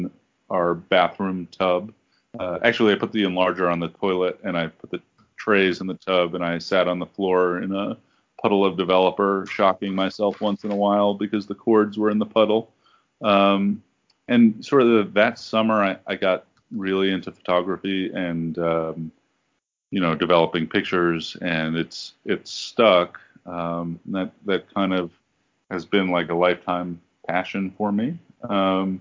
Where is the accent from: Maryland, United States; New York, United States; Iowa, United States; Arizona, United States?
New York, United States; New York City; I grew up in the Bronx